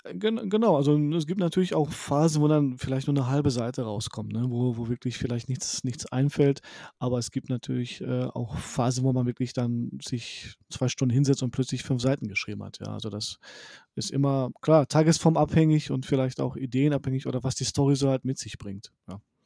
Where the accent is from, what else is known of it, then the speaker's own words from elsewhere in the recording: Poland; moved away; ich komme zwar aus Polen